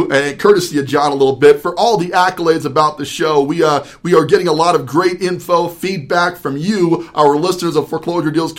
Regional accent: New Jersey, United States; I was actually born in Jersey

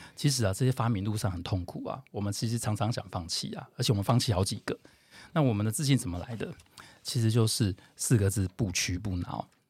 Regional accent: Tainan, Taiwan; now in Taipei, Taiwan; 台南小孩，哦，从小在台南长大

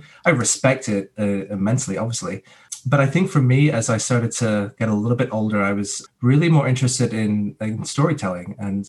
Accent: England, United Kingdom; moved away; Like I'm a British citizen. I can go back to England for as long as I want.

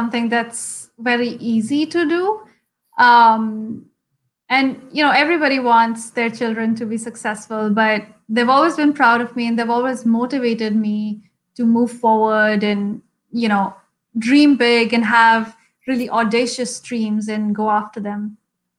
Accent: Shimla, Himachal Pradesh, India; first language Hindi; English is a second language; the lifestyle in Shimla, I think, is very closely associated with nature, at least when I was growing up

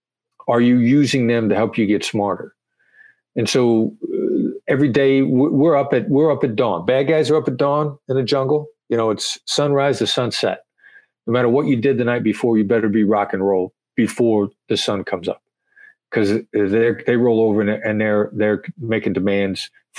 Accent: Iowa, United States; And I sound like I'm from New York, but I'm from Iowa.

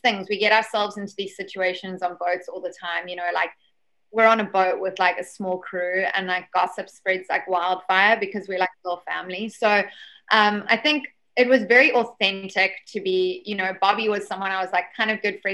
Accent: South Africa; I'm obviously a South African culture

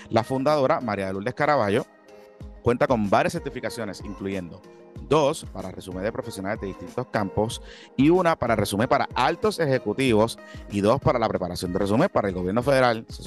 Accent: Carolina, Puerto Rico; soy de Carolina.

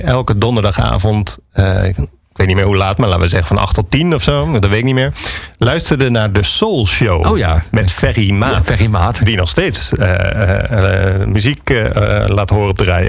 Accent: Alphen aan den Rijn, South Holland, Netherlands; also born or lived in Harderwijk / Amsterdam; now in Landsmeer, Netherlands; ik ben geboren in Harderwijk, maar op mijn derde ben ik naar, uh, naar Alphen verhuisd.

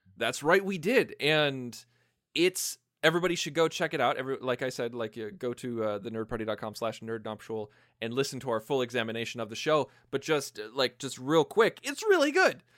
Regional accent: Illinois, United States; born or raised there

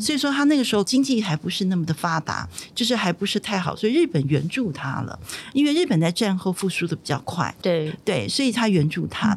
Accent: Taiwan; 我们台湾人

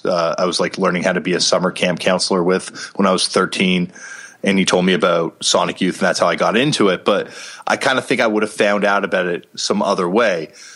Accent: Toronto, Ontario, Canada; I think growing up in Toronto, Canada, I was like, you know, really privileged, because that's a super heavy media market.

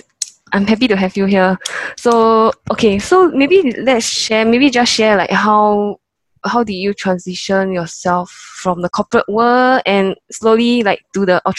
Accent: Singapore; we have a guest from Singapore, which is also my hometown

